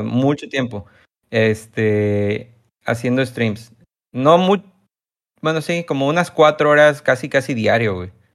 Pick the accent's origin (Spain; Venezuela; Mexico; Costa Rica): Mexico; Tabasco; yo soy de México